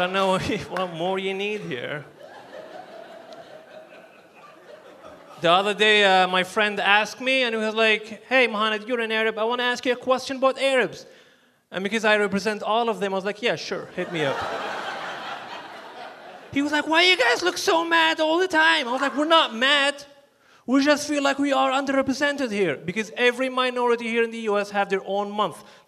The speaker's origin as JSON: {"language": "English", "country": "Libya", "moved": "yes", "lives_now": "United States", "said": "I'm from Libya, which is in North Africa"}